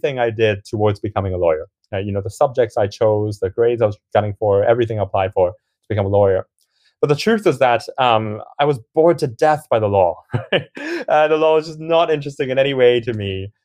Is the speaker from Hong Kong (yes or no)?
yes; Hong Kong; moved away as an adult; now in United Kingdom; I grew up in Hong Kong and had a bit of an up and down journey in high school before I eventually came over to the UK.